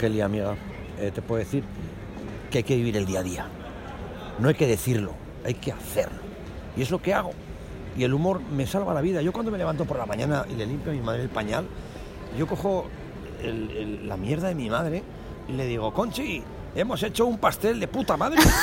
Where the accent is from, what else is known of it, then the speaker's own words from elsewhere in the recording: Calatayud, Aragon, Spain; vengo de Caratayuz, que es un pueblo que está al lado de Zaragoza, a unos 80 kilómetros